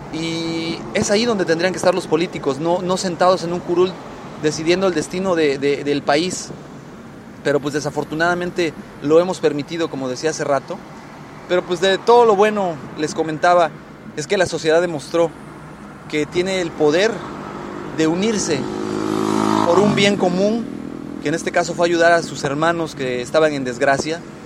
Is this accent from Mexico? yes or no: yes; Mexico